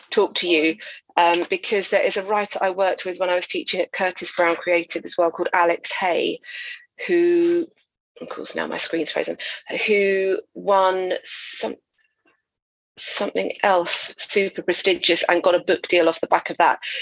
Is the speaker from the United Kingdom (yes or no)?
yes; Essex, East of England, United Kingdom; now in London, United Kingdom; I grew up in Essex, but I went to a convent school, and I would say about half of us were from Irish, of Irish descent